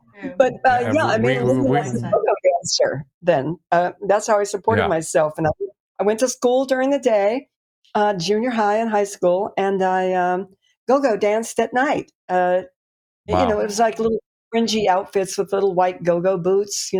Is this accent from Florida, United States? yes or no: no; Colorado Springs, Colorado, United States; moved away; also born or lived in Kansas; I started out in Kansas. My parents actually lived on a farm for a while, and we moved then to Colorado Springs, Colorado.